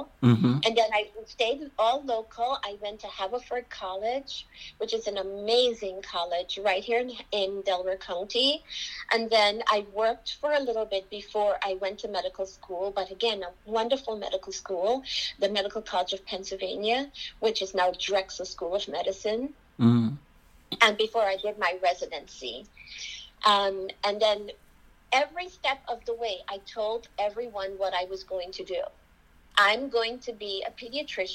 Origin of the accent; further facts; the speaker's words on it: Georgetown, Demerara-Mahaica, Guyana; now in United States; I am from Georgetown, Guyana